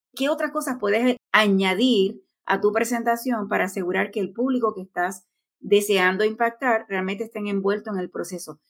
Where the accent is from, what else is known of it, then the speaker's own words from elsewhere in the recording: Puerto Rico; Aidita y yo somos de Puerto Rico